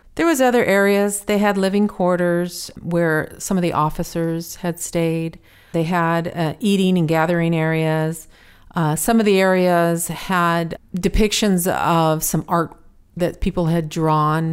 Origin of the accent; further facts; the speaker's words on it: United States; we're American